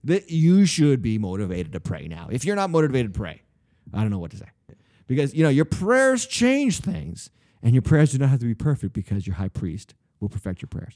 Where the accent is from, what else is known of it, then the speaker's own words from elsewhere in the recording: United States; I'm from America.